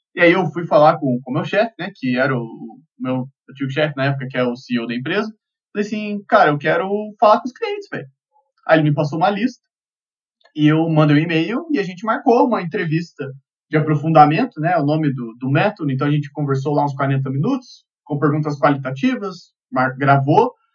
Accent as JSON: {"language": "Portuguese", "town": "Curitiba", "region": "Paraná", "country": "Brazil", "said": "eu sou de Curitiba"}